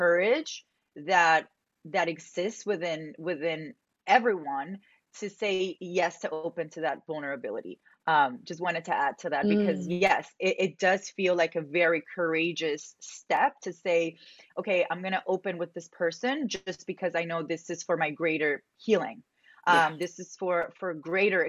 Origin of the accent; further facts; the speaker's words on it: Medellín, Antioquia, Colombia; I grew up in Medellin, Colombia.